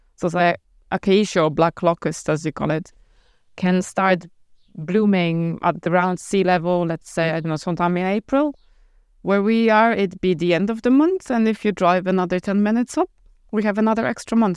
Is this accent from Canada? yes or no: no; Poland; moved away as an adult; also born or lived in Ireland; now in Abruzzo, Italy; We're both Polish, and when we were 20 something, we moved out from Poland to Ireland.